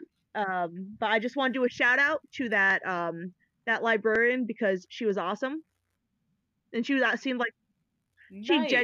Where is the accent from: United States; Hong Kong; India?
United States; Vermont; accent: Yankee; That's a Vermont thing. We just don't pronounce our T's.